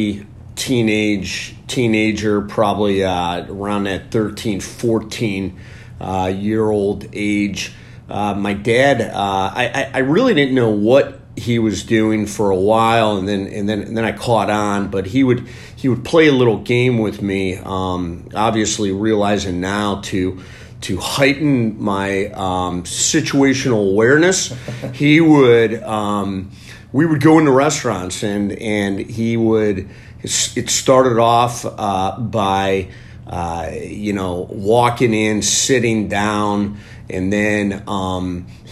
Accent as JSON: {"language": "English", "town": "Cleveland", "region": "Ohio", "country": "United States", "tie": "born or raised there", "said": "I grew up in Cleveland, born and raised, reside here with my family."}